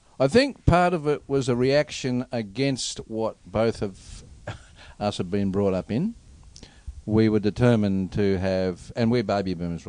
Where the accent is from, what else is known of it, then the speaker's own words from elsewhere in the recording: Melbourne, Victoria, Australia; moved away; city people, like I came from Melbourne here